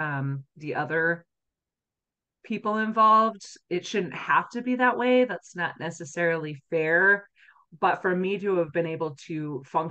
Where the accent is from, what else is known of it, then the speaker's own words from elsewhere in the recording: Utah, United States; I grew up here in Utah